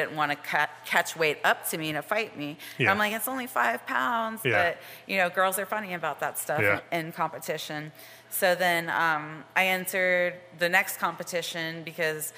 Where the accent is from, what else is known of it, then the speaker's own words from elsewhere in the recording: Jacksonville, Florida, United States; also born or lived in Tampa, Florida / North Carolina; I'm from Jacksonville, Florida. And I've just pretty much stayed in Florida for like a good bit of my life